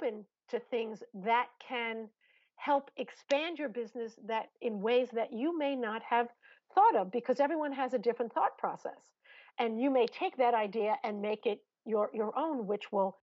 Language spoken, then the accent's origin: English; Long Island, New York, United States; accent: New York; I'm from Long Island.